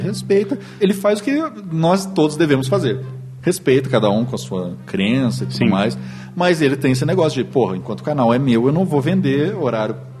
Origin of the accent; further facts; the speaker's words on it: Lorena, São Paulo, Brazil; eu sou de Lorena, interior de São Paulo